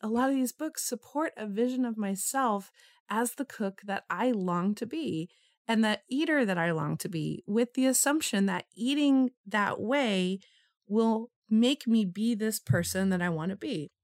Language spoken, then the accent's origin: English; Los Angeles, California, United States; growing up in Los Angeles in the 80s